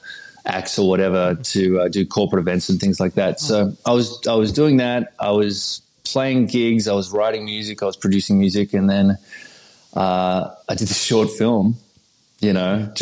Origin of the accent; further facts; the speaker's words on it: Sydney, New South Wales, Australia; accent: neutral Australian; moved away as an adult; also born or lived in Hawaii / Los Angeles; now in United States; I was born in Sydney, Australia, 1981